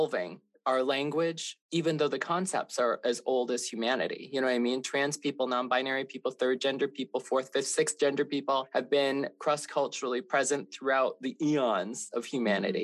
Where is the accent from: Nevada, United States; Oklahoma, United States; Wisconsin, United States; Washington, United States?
Wisconsin, United States; I grew up in Wisconsin around a bunch of white people